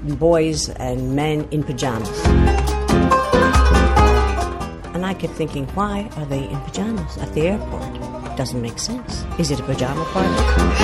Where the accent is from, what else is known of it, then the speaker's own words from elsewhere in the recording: Ireland; moved away as an adult; also born or lived in Birmingham / Egypt; I came from Ireland, I came from a small town, I came from a family of eight. It was a very nice lifestyle, a nice upbringing. My father was an insurance agent, we had a nice standard of living.